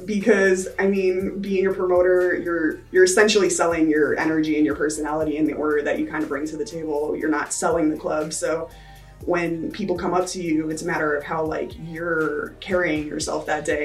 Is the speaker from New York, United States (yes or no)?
yes; New Paltz, New York, United States; moved away as an adult; now in Las Vegas, United States; originally, I'm from New York. Uh, I came from like a little hippie town called New Paltz